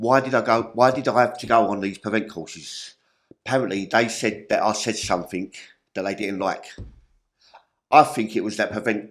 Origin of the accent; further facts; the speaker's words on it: London, United Kingdom; I grew up in Peckham, Yalkett Road.